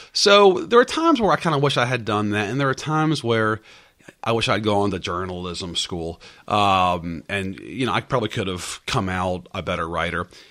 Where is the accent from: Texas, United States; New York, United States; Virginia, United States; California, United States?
Virginia, United States; Northern; I grew up in Northern Virginia